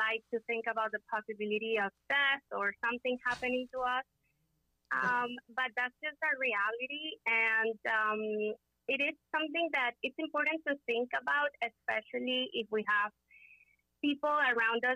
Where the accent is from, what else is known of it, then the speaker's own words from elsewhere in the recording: Caracas, Capital District, Venezuela; moved away as an adult; also born or lived in Miami, United States; now in United States; I am originally from Caracas, Venezuela. I first became an attorney over there in Venezuela.